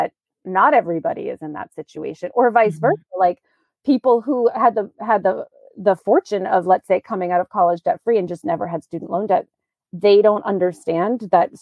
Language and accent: English; New York, United States; moved away as an adult; also born or lived in Virginia; now in Maine, United States; I grew up in New York and I went to college in Virginia